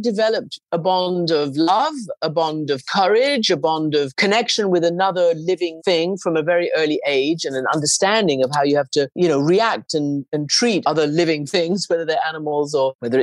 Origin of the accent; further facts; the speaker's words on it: Iran; I grew up in Iran of an English mother and a Persian father.